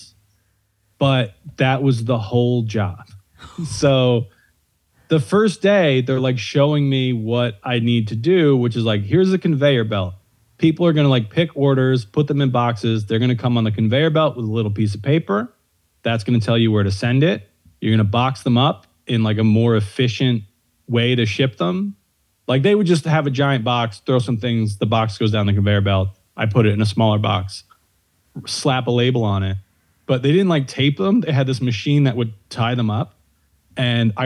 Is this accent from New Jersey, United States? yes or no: yes; outside Phillipsburg, New Jersey, United States; I'm from outside Phillipsburg.